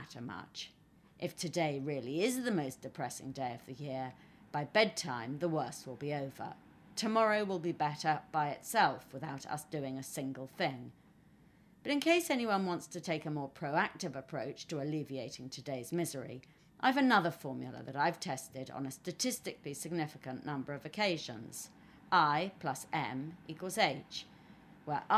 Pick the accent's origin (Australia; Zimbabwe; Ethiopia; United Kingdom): United Kingdom; being British